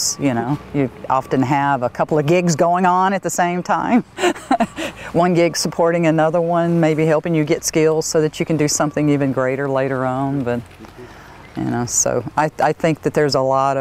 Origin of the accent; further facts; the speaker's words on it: Mississippi, United States; moved away as an adult; also born or lived in Alabama / Texas; now in Oregon, United States; I'm from Mississippi